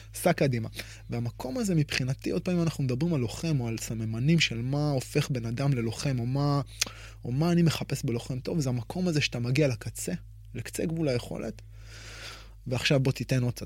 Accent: Israel; אצלנו כישראלים

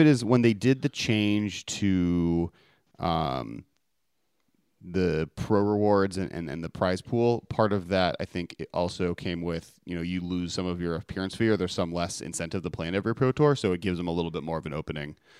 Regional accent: Los Angeles, California, United States; my hometown of Los Angeles

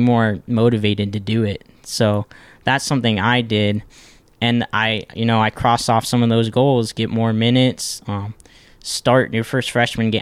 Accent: Ohio, United States; originally we're not from Ohio. We moved here, um, about, eh, when I was in fifth grade

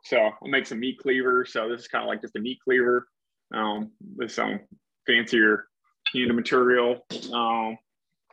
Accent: Detroit, Michigan, United States; moved away as an adult; also born or lived in Maine / Virginia / North Carolina; Originally from right outside Detroit area, so born and bred Michigan there

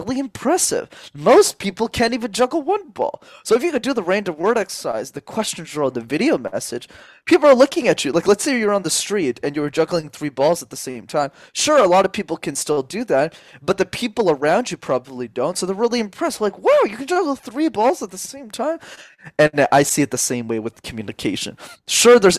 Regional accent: Montreal, Quebec, Canada; I grew up in Montreal, spoke French as a second language my entire life

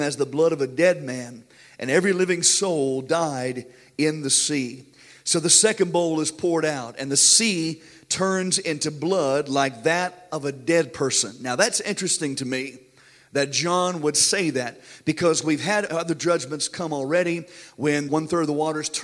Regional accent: United States; we as American Christians

